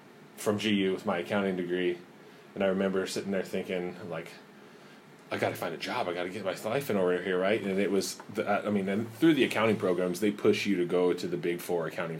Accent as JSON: {"language": "English", "town": "Spokane", "region": "Washington", "country": "United States", "tie": "born or raised there", "said": "I grew up in Spokane"}